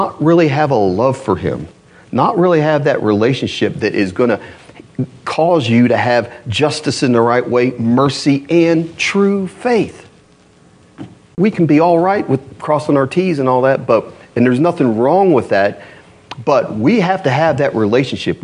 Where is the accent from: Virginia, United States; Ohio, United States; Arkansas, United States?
Ohio, United States; Columbus; now in Louisville, United States; I'm from Columbus, Ohio